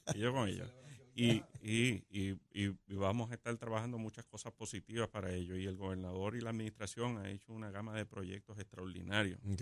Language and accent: Spanish; Puerto Rico